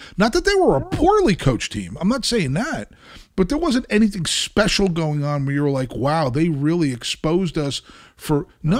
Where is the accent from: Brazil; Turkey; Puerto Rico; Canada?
Brazil; I'm from Brazil.